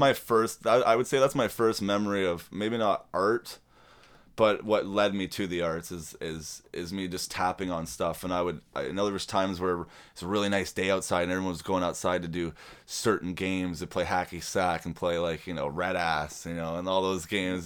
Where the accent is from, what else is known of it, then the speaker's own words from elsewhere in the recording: Toronto, Ontario, Canada; also born or lived in Carbonear, Newfoundland / Oshawa; now in Peterborough, Canada; I grew up in Toronto and Oshawa